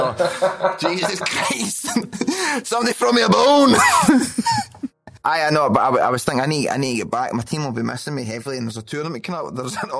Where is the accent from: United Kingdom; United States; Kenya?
United Kingdom; Scotland; accent: Scottish; moved away as an adult